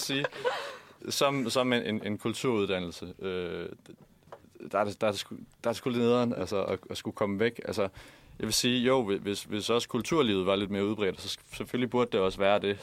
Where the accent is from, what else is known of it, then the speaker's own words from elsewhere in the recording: Haderslev, Southern Denmark, Denmark; moved away; jeg kommer fra Haderslev